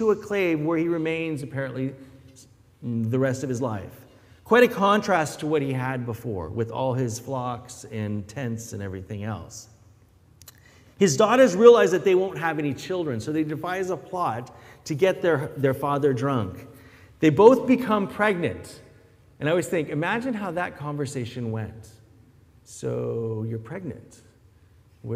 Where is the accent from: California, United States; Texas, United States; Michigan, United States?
California, United States; near San Francisco; moved away; also born or lived in Philippines; growing up near San Francisco